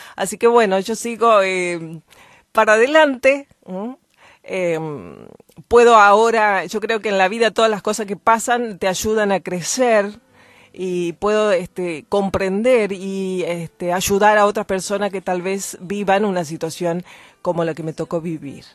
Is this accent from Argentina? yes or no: yes; Argentina; yo, por ejemplo, soy nacida en Argentina